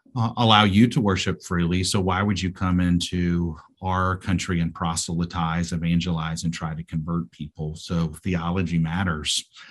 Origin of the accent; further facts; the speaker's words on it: United States; moved away as an adult; also born or lived in South Asia; as an American